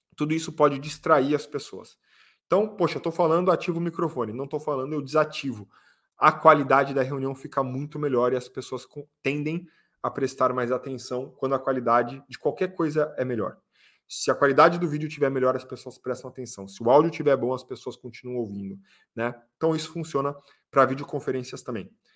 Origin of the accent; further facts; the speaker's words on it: Brazil; Nós somos brasileiros